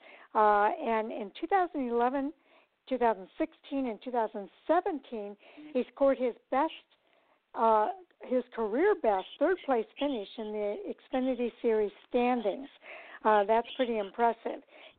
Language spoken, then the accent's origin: English; Illinois, United States; He's from Riverton, Illinois, my home state.